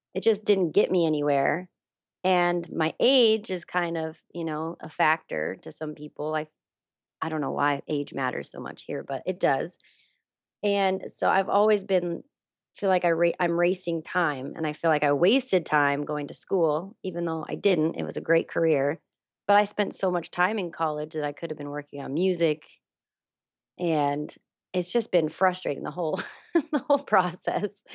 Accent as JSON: {"language": "English", "region": "Wyoming", "country": "United States", "tie": "born or raised there", "moved": "as an adult", "lives_now": "Los Angeles, United States", "said": "I grew up in Wyoming. I was born and raised there."}